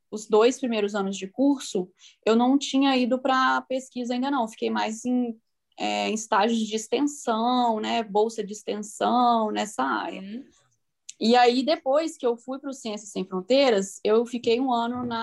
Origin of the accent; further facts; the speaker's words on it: Vitória, Espírito Santo, Brazil; moved away; also born or lived in Viçosa; eu sou do Espírito Santo. Hum, eu sou de é Vitória.